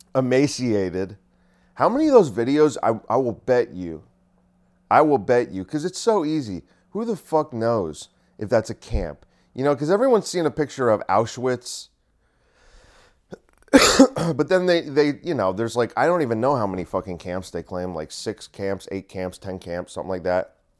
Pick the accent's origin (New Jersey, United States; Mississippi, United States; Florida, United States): New Jersey, United States; Bergen County; I grew up in Bergen County.